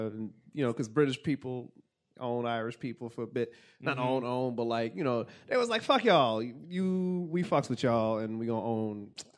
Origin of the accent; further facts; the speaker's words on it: Jamaica; But also, so yeah, because I'm Jamaican.